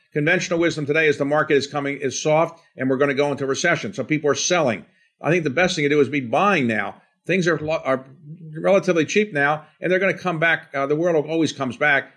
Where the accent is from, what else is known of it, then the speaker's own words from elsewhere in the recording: Baltimore, Maryland, United States; grew up in a blue-collar setting in Baltimore